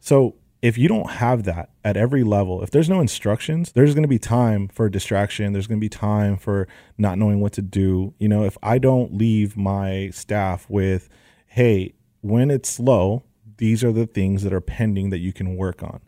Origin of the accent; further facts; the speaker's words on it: Los Angeles, California, United States; I'm from the Valley, San Fernando Valley, A one eight, and I grew up all my life out here